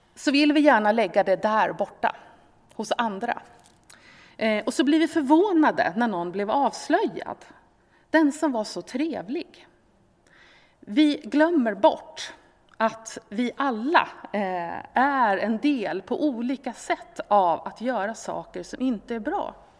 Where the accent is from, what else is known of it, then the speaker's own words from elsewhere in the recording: Sweden; vi som svenskar